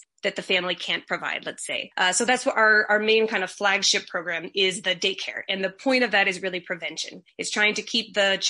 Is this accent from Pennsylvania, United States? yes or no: yes; Pittsburgh, Pennsylvania, United States; moved away as an adult; also born or lived in Copán, Honduras; now in Copán Ruinas, Honduras; I'm actually from Pittsburgh, Pennsylvania, but I moved to Honduras about 10 years ago